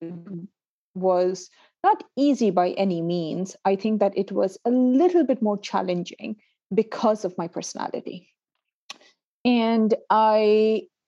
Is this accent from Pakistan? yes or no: yes; Pakistan; also born or lived in United Arab Emirates / Canada; now in United Kingdom; I'm originally from Pakistan. I've lived and worked in the UAE. From UAE, I went to Canada. And then from the Canada, right now I'm in the UK